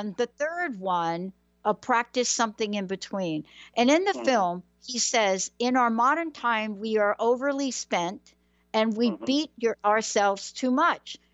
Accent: New York City, New York, United States; I grew up in New York City

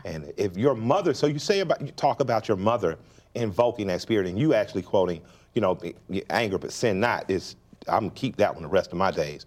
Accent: Atlanta, Georgia, United States; we're from Atlanta, which is known as a black city.

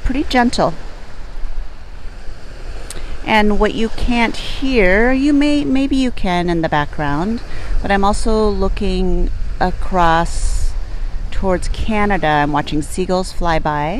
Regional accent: Port Angeles, Washington, United States; now in San Francisco Bay Area, United States; my hometown where I grew up as a child

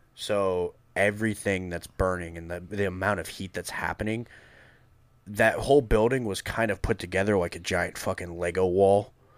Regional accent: Massachusetts, United States; moved away; born and raised in Massachusetts

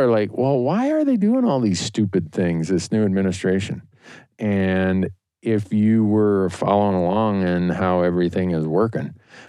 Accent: Montana, United States; But, you know, I come from Montana where when you run for office, you body slam reporters.

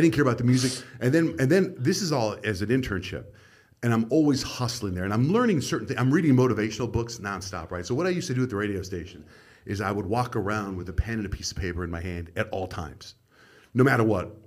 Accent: Arizona, United States; moved away as an adult; also born or lived in San Diego; And I grew up in Arizona

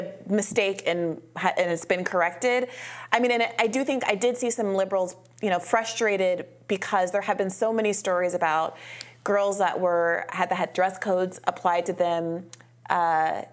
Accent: Kenya; moved away; I grew up in Kenya

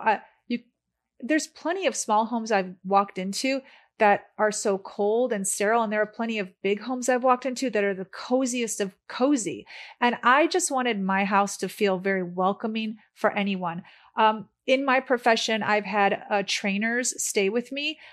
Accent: Chicago, Illinois, United States; moved away as an adult; also born or lived in San Diego; now in Los Angeles, United States; I'm from Chicago

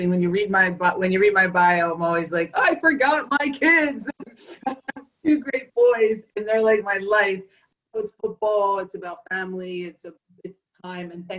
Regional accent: Philadelphia, Pennsylvania, United States; the girl born and raised in Northeast Philadelphia.

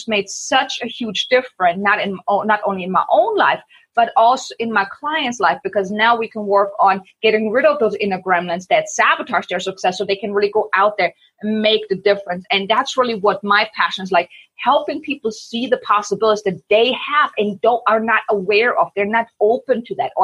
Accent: Germany; moved away as an adult; I'm from Germany.

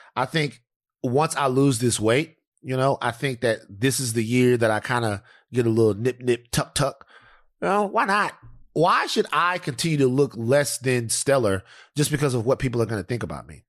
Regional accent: Louisiana, United States; moved away as an adult; now in Los Angeles, United States; where I'm from Louisiana

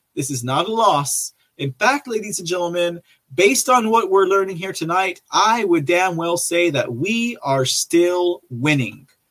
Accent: Texas, United States; Texas, I'm a Texan. I'm very proud of my state

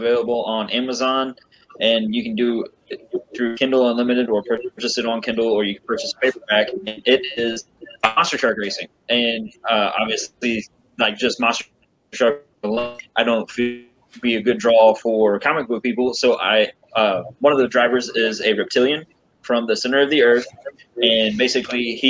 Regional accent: Missouri, United States; my home state of Missouri

